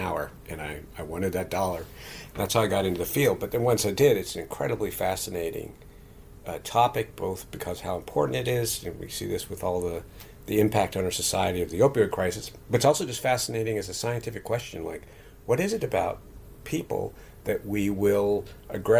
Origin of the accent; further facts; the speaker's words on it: Morgantown, West Virginia, United States; my hometown, Morgantown, West Virginia